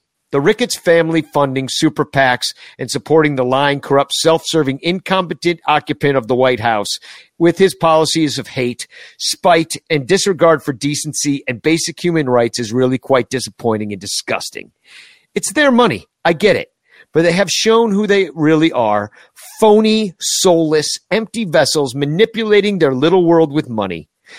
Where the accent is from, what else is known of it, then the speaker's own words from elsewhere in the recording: Chicago, Illinois, United States; a fan since 1967 when I was 5 years old. Like every kid growing up in Chicago, I would race home after school to catch the last couple innings of the game.